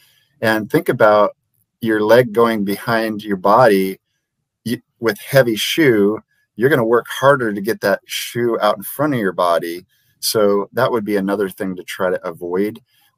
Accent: Liberia; I grew up in Liberia, West Africa, where they don't own shoes

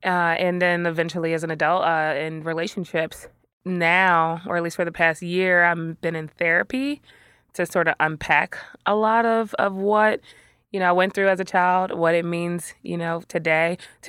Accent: Philadelphia, Pennsylvania, United States; I was a teenager growing up in West Philly again and wanted to hang out with as many friends and hang out late night.

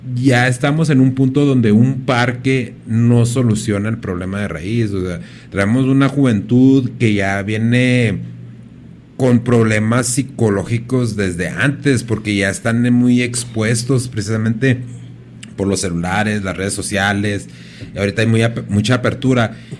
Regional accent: Ciudad Juárez, Chihuahua, Mexico; yo soy de Juárez y independientemente de que me vaya, pues yo regreso aquí

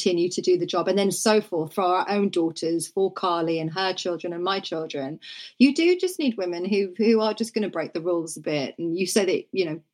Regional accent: Norfolk, East of England, United Kingdom; I grew up in Norfolk

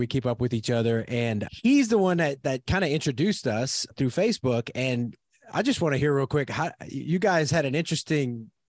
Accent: South Louisiana, United States; now in Oklahoma, United States; I grew up in South Louisiana and now I'm in Oklahoma.

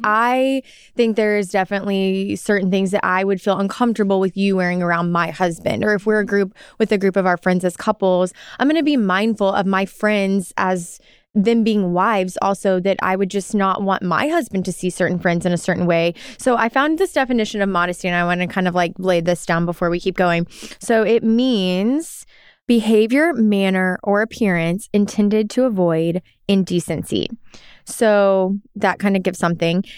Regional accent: Arkansas, United States; moved away as an adult; I grew up in Arkansas, so the South

